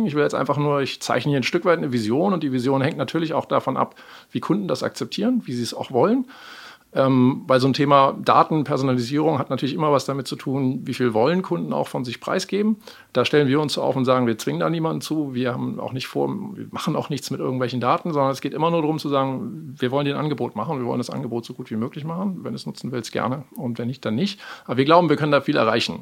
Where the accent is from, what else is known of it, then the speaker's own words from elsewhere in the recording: Germany; moved away as an adult; now in Amsterdam, Netherlands; ich bin in Deutschland geboren, groß geworden und habe lange Jahre hier gelebt